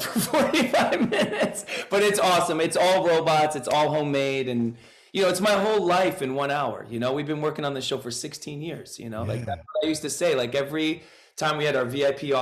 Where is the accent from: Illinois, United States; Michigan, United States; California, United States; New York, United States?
New York, United States; we are originally from New York